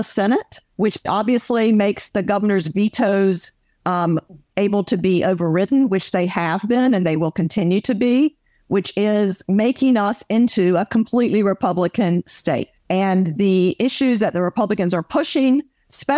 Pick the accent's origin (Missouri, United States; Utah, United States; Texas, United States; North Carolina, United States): North Carolina, United States; I was raised in North Carolina